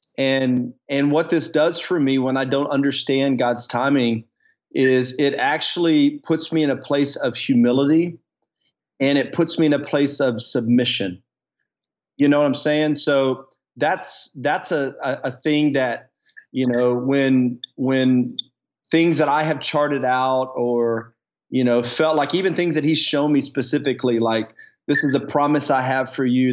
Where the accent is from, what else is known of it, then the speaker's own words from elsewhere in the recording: the South, United States; moved away as an adult; also born or lived in Dallas, Texas; now in Coeur d'Alene, United States; growing up in the South in around more rural air, areas